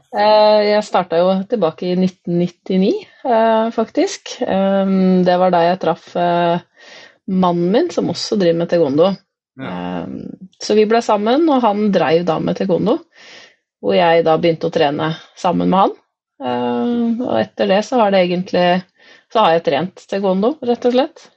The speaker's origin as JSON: {"language": "Norwegian", "town": "Nittedal", "region": "Akershus", "country": "Norway", "moved": "as an adult", "lives_now": "Nord-Odal, Norway", "said": "Jeg kom jo fra Nittedal, som er en drøy time fra Nord-Odal."}